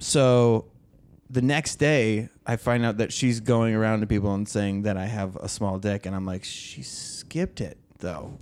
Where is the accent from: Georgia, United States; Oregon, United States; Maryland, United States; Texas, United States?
Oregon, United States; born or raised there